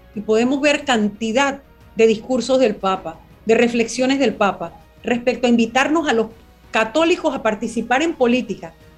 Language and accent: Spanish; Panama; mi país